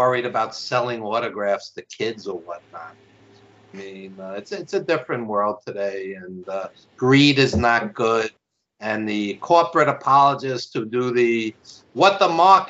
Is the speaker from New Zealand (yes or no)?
no; New York, United States; accent: New York; I live in New York, obviously, as you could tell by my accent